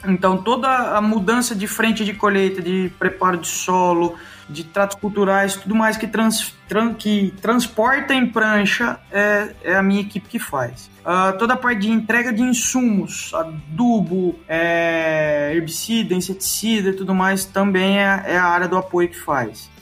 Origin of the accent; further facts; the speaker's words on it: Itápolis, São Paulo, Brazil; moved away as an adult; also born or lived in Botucatu / Horizontina / Catanduva; eu nasci em Itápolis, né, que é interior de São Paulo. É, minha família sempre morou em sítio